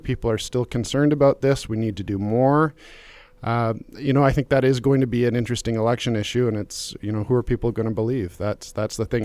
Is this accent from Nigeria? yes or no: no; Calgary, Alberta, Canada; I grew up in Calgary